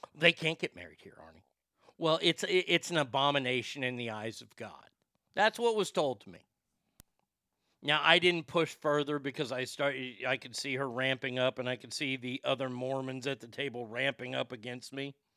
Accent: Garland, Texas, United States; I'm a fat kid who grew up in Garland, Texas

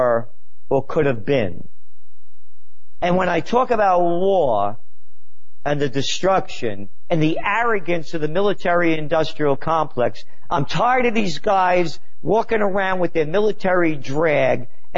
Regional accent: New York City, New York, United States; I was born in the Bronx

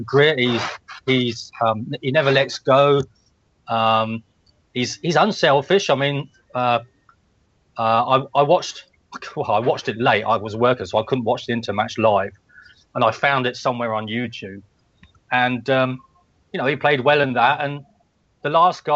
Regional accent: England, United Kingdom; I'm English, so I kind of support England

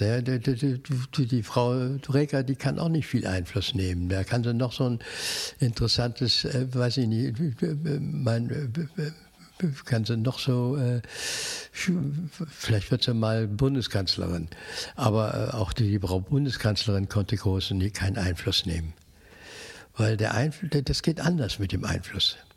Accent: Cologne, North Rhine-Westphalia, Germany; ich wohne hier, ich lebe hier. Also das ist ja meine Heimat

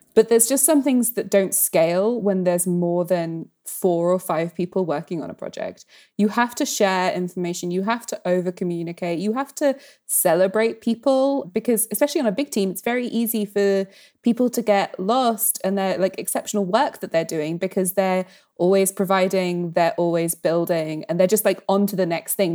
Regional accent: United Kingdom; especially as a British person

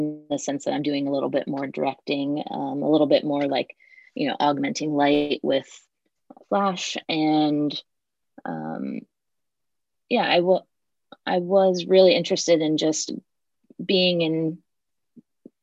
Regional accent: Western Central New Jersey, United States; moved away as an adult; also born or lived in Ohio; So I'm from New Jersey originally, like Western Central New Jersey.

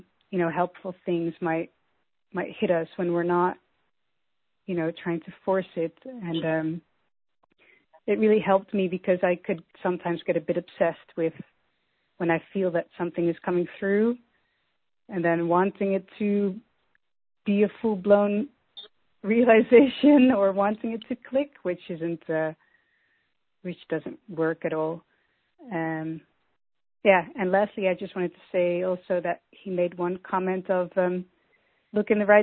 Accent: Netherlands; I'm from Holland.

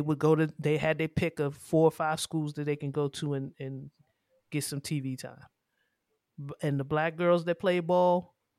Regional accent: Maryland, United States; That's how I grew up. We grew up in Prince George's County.

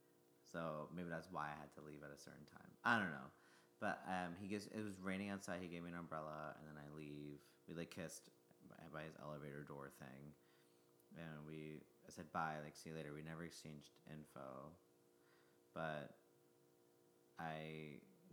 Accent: New Jersey, United States; now in New York, United States; I grew up in Jersey

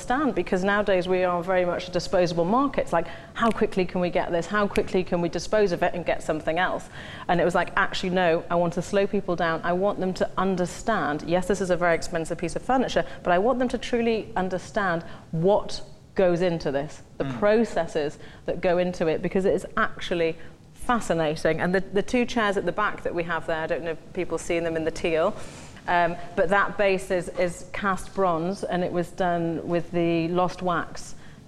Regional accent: Newcastle upon Tyne, North East England, United Kingdom; growing up in Newcastle, I was very fortunate to have a privileged background

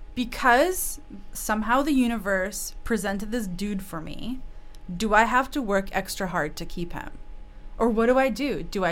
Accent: Russia; English is a second language; now in Canada; I'm from Russia.

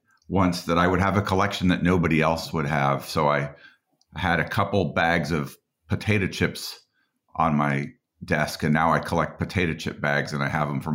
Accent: Boulder, Colorado, United States; I grew up in Colorado

